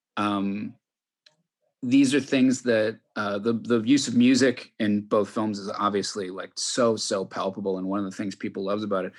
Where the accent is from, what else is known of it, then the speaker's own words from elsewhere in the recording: Chicago, Illinois, United States; I grew up in Chicago